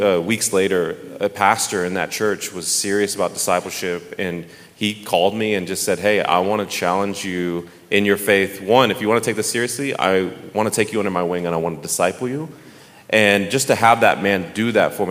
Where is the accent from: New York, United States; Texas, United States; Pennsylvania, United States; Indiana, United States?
Texas, United States; Dallas; moved away; I am from Dallas, Texas, my whole life